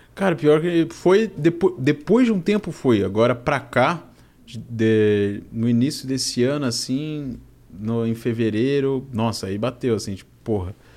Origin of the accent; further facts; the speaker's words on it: Balneário Camboriú, Santa Catarina, Brazil; Nasci lá, nasci em Balneário Camboriú.